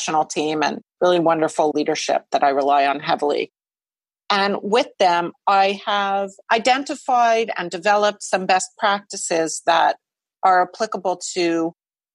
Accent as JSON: {"language": "English", "town": "Montreal", "region": "Quebec", "country": "Canada", "tie": "born or raised there", "said": "a nonprofit in Montreal working for the Jewish community, which is where I grew up in Montreal."}